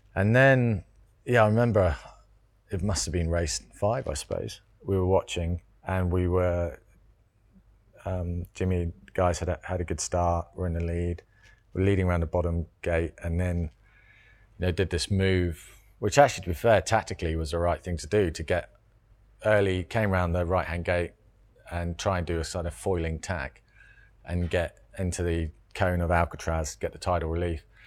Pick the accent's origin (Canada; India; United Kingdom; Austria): United Kingdom; Cornwall, South West England; I grew up in Cornwall.